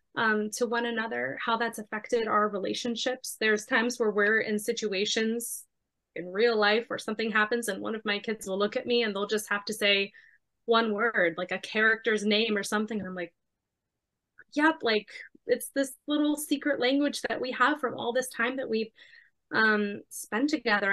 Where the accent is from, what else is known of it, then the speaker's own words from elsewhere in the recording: Miami, Florida, United States; I was born and raised in Miami